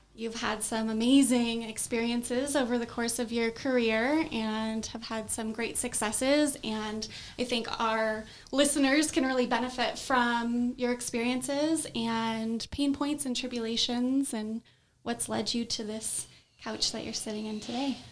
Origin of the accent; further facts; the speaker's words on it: Southern California, United States; I grew up in Southern California.